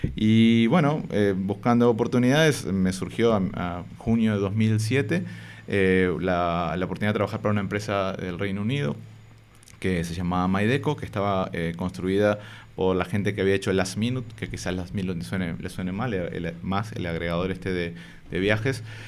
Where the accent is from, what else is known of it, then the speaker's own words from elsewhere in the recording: Montevideo, Uruguay; moved away as an adult; now in Madrid, Spain; yo soy de Montevideo, Uruguay me vine para, Madrid eh, hace cuatro años ya casi, en febrero del 2019, pero prácticamente que toda mi vida la viví, la viví allá.